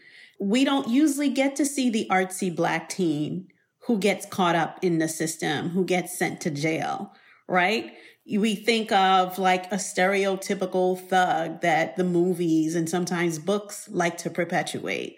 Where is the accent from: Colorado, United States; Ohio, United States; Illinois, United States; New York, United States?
New York, United States; New York City; growing up in New York City